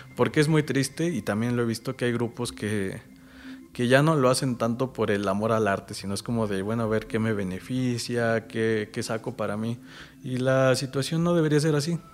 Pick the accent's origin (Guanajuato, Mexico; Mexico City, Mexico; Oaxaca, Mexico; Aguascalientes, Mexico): Mexico City, Mexico; Milpa Alta; vivo enamorado ahora de, mi pueblo, de mi alcaldía